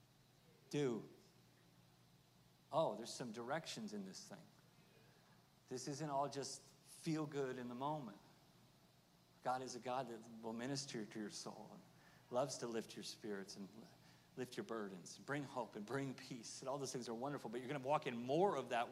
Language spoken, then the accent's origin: English; Oklahoma, United States; I'm from Oklahoma